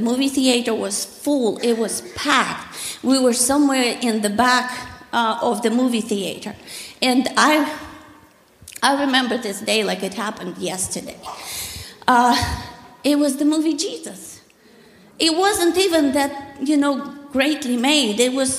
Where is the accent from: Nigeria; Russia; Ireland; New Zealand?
Russia; moved away as an adult; I grew up in Russia, communist Russia, in the atheistic society where there was no God. God was illegal in my country.